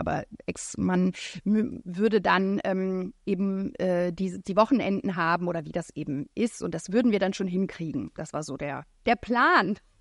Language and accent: German; France; moved away; ich bin in Frankreich aufgewachsen